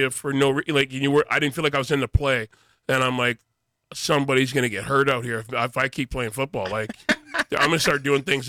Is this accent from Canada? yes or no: yes; Windsor, Ontario, Canada; moved away as an adult; also born or lived in Toronto; I was born in Toronto, but grew up in Windsor, Ontario.